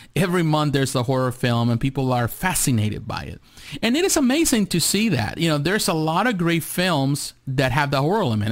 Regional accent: Mexico; moved away; I grew up in Mexico. I was born in Mexico

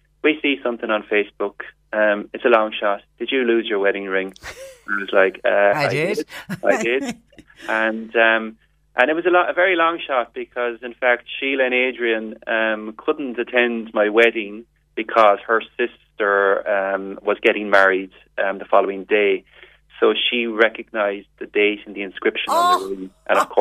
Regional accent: Midleton, Munster, Ireland; I'm from Middleton

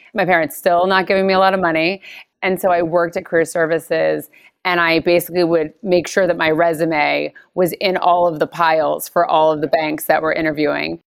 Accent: Stamford, Connecticut, United States; I'm from Connecticut, so I was born in Stamford. So I'm very much an East Coaster.

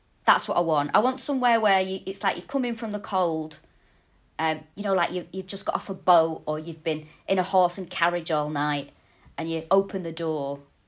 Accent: Manchester, North West England, United Kingdom; moved away as an adult; also born or lived in Walthamstow, London; now in London, United Kingdom; I'm from Manchester, but I live in Walthamstow in London. Nice. I've lived here for about 4 years now.

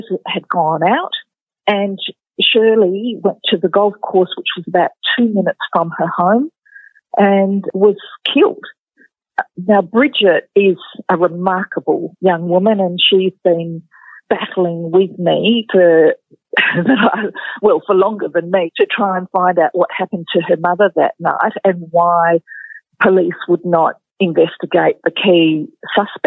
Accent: Sydney, New South Wales, Australia; now in Western Australia, Australia; I wasn't from Western Australia. I was from Sydney originally

